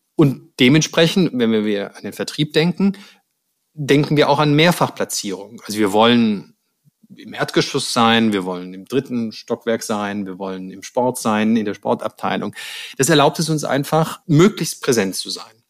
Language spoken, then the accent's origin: German; Stuttgart, Baden-Württemberg, Germany; moved away; ich komme ja ursprünglich aus Stuttgart, deshalb ähm, meine Eltern wohnen da noch in der Nähe